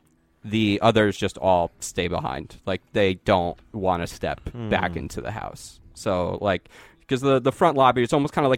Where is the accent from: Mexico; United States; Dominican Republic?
United States; I'm from America, like you.